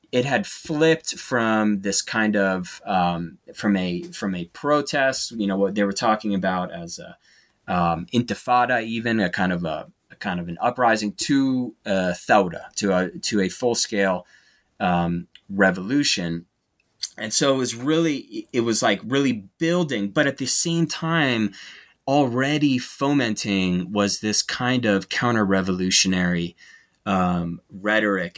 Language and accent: English; United States; as an American